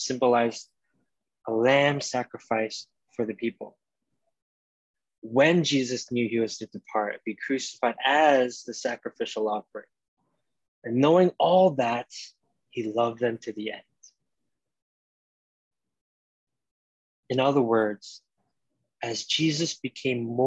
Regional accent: New York City, New York, United States; as a New Yorker

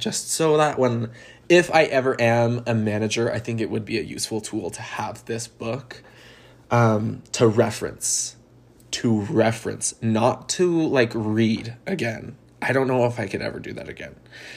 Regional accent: Utah, United States; I'm from Utah, a state in the United States

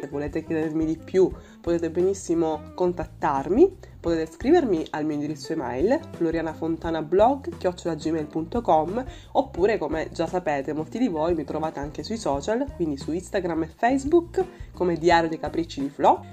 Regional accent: Sicily, Italy; la mia terra, che è la Sicilia

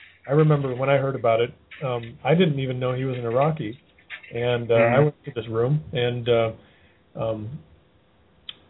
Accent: Athens, Georgia, United States; my hometown. In fact, pretty close to where I live

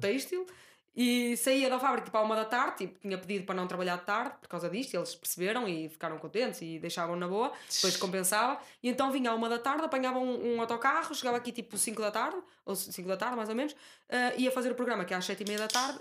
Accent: Guimarães, Norte, Portugal; moved away

